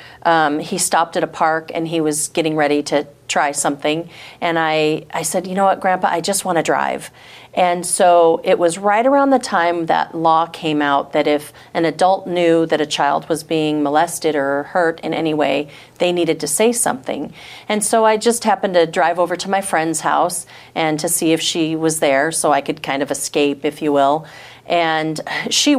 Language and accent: English; Michigan, United States; also born or lived in Washington; My parents got divorced when I was 5, and so my mom and I moved to Michigan from Washington